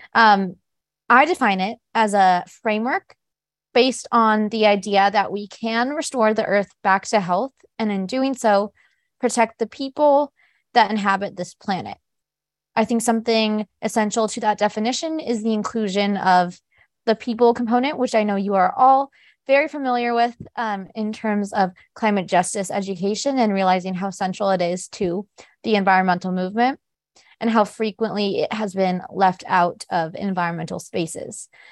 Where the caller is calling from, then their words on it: Houston, Texas, United States; I am calling in from Houston